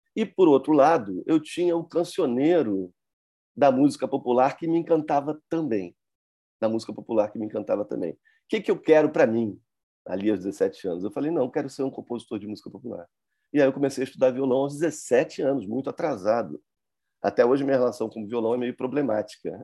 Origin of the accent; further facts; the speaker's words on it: Brazil; eu sou, eu sou brasileiro, sou de fora